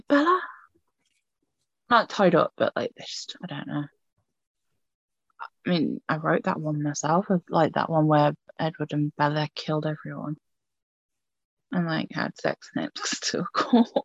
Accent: United Kingdom; I know I'm British

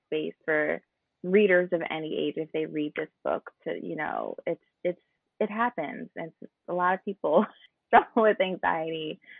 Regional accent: New Jersey, United States; I'm from New Jersey

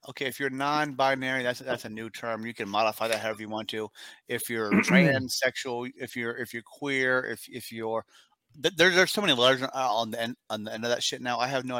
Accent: United States; I am an American man. I'm an American man

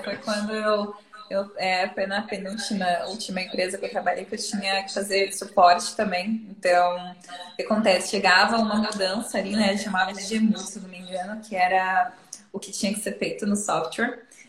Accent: interior of São Paulo, Brazil; eu sou de São Paulo, né? no interior de São Paulo

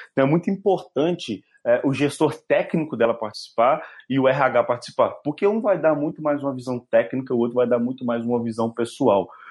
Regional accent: Minas Gerais, Brazil; accent: mineiro; eu sou mineiro, meu sotaque é bem carregado

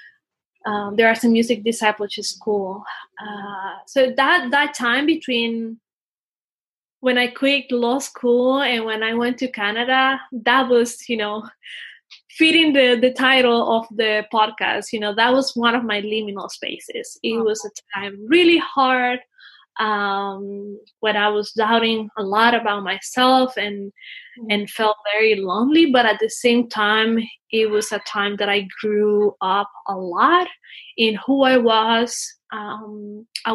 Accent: Dominican Republic; moved away; I come from Dominican Republic. I am the oldest of five siblings, although I'm also kind of a middle child because my father had another family. I think I grew up with a lot of change. You know, we used to move a lot. So, you know, I think I live pretty much in all the country

